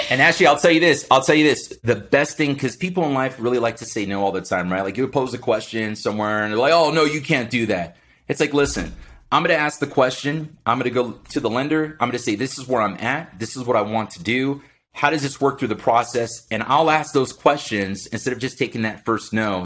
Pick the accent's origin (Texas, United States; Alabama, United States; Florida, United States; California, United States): Florida, United States; Miami; born and raised in Miami, Florida, blue collar family